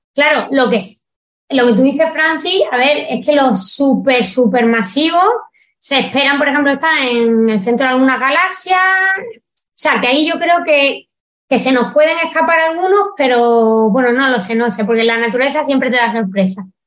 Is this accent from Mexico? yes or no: no; Spain; soy española y sé cómo se traducen las cosas en español